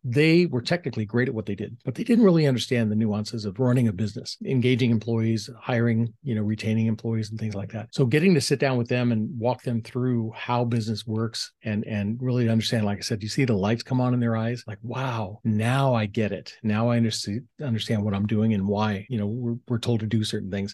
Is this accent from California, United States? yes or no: yes; Southern California, United States; growing up in Southern California, three brothers, so a family of six